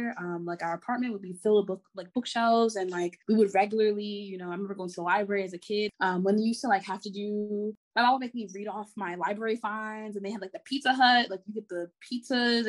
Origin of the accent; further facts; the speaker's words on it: New York City, New York, United States; I'm from Jamaica, Queens.